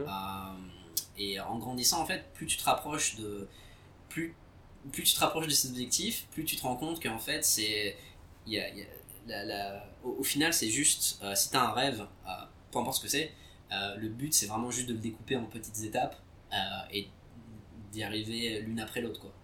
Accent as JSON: {"language": "French", "town": "Vichy", "region": "Auvergne-Rhône-Alpes", "country": "France", "tie": "born or raised there", "also_born_or_lived": "Algeria / London / Qatar / Singapore", "moved": "as an adult", "said": "en grandissant à Vichy"}